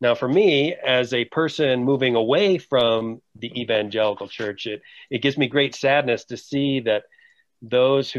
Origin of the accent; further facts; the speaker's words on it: Wexford, Pennsylvania, United States; moved away as an adult; also born or lived in Quito, Ecuador; I grew up in the North Hills of Pittsburgh, Pennsylvania, in a place called Wexford